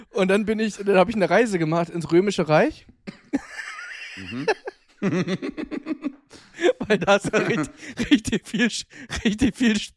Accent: Hamburg, Germany; Also, auf jeden Fall war das eine Wiese äh, bei uns in Hamburg, in Bergedorf, in Lohbrügge, ja?

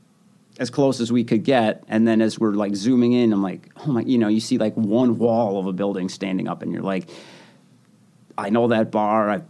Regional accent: Sun Prairie, Wisconsin, United States; born or raised there; moved away

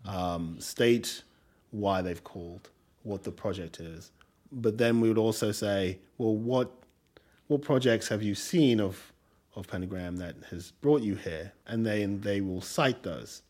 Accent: England, United Kingdom; accent: English; also born or lived in Nigeria; now in New York, United States; my English accent

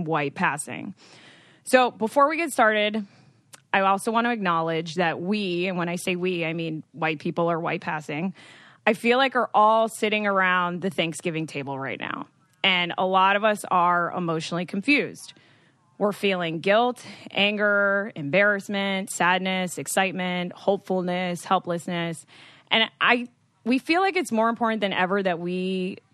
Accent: United States; I am Dominican, so I am a white Latinx female, but I've actually been very confused growing up in the States

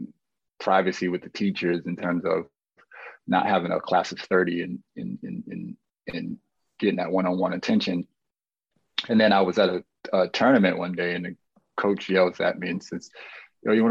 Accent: Boston, Massachusetts, United States; I grew up in Mission Hill

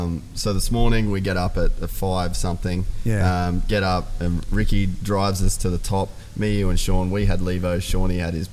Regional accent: Cairns, Queensland, Australia; I'm obviously from Cairns

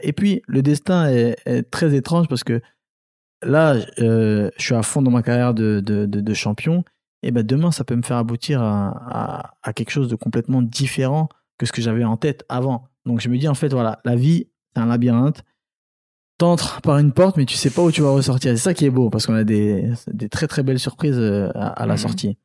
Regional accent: Angoulême, Nouvelle-Aquitaine, France; also born or lived in Cameroon / Paris; c'est là où j'ai grandi à Angoulême, noir de, la période collège, lycée, etc. J'ai grandi à Angoulême

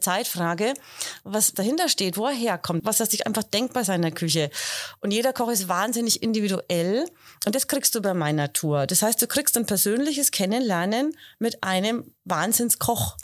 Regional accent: Heroldsberg, Bavaria, Germany; ich komme ja aus Heroldsberg, ich mhm, wohne

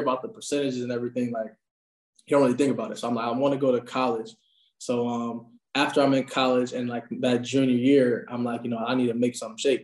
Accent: Michigan, United States; moved away; also born or lived in Buffalo, New York; I'm coming from Buffalo. I'm from Michigan

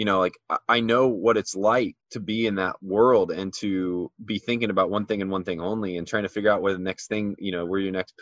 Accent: Midwest, United States; growing up in the Midwest

